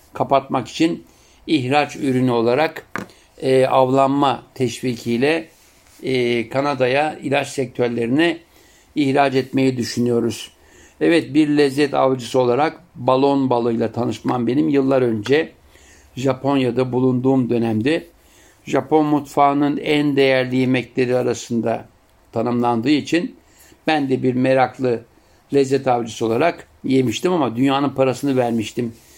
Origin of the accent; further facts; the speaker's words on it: Turkey; benim doğup büyüdüğüm topraklarda